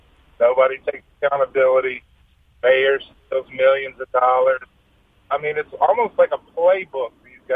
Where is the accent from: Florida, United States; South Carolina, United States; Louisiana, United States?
Louisiana, United States; Shreveport; now in Jackson, United States; I'm from Shreveport